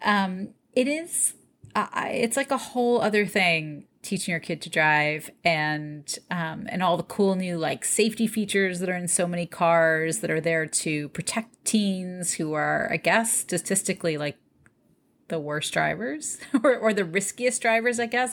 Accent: New York, United States; born or raised there; also born or lived in Detroit, Michigan

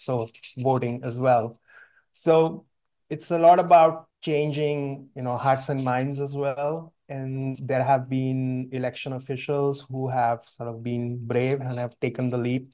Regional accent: India; moved away; my brother and I grew up in India

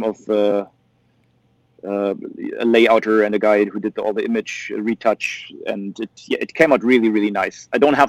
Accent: Germany; for us Germans

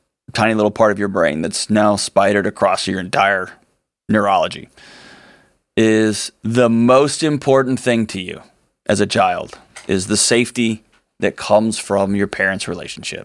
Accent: Nashville, Tennessee, United States; born or raised there

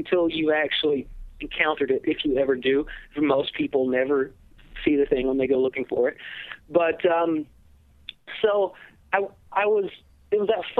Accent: Georgia, United States; now in Wisconsin, United States; I grew up originally. I was born in Georgia, in a very small town, out in the mountains

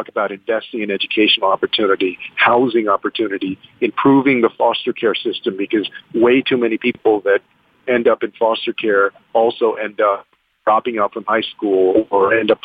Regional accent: San Antonio, Texas, United States; having grown up in the neighborhoods that I grew up in San Antonio

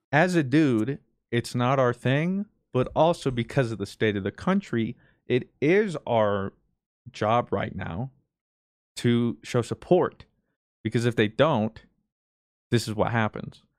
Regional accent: United States; I'm not proud of being American

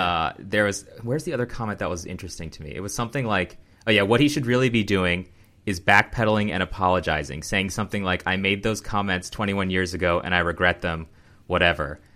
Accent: United States; as an American

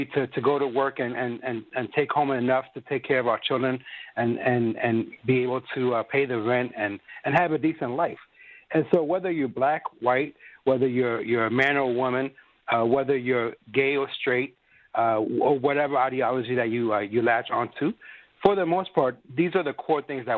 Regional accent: Ethiopia; moved away; I come from Ethiopia

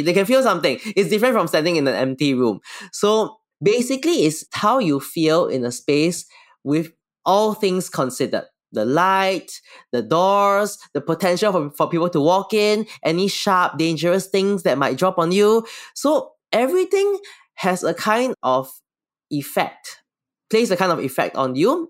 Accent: Singapore; I'm from Singapore

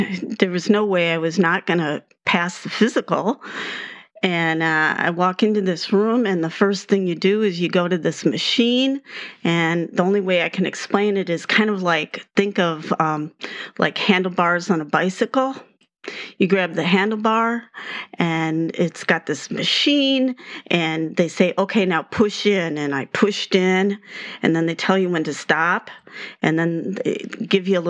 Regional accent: White Bear Lake, Minnesota, United States; accent: Minnesota; moved away as an adult; also born or lived in Baltimore / St. Louis; growing up in Wiper Lake, you know, going to the big city was taking a drive downtown St. Paul

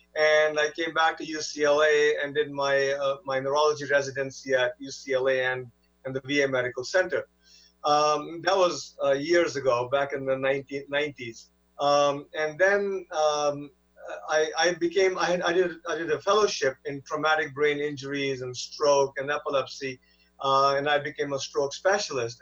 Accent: India; now in United States; I'm not uh, you know, from this country originally. I'm, I'm from India

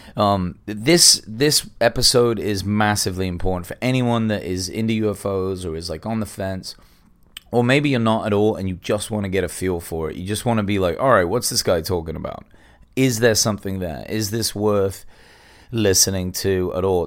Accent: England, United Kingdom; now in Los Angeles, United States; I'm English, but I live in America now, I live in L

